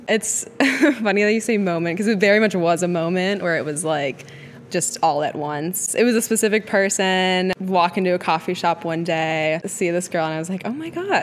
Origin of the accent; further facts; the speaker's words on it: Wisconsin, United States; moved away as an adult; also born or lived in New York City / Los Angeles; we grew up in the same town together in Wisconsin